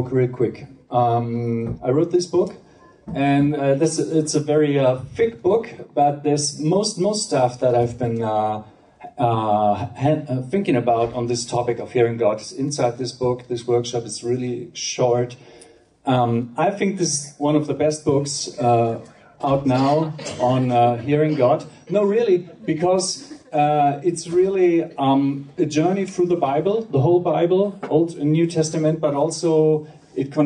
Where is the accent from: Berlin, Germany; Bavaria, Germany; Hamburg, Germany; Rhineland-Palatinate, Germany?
Hamburg, Germany; I'm from Hamburg, Germany.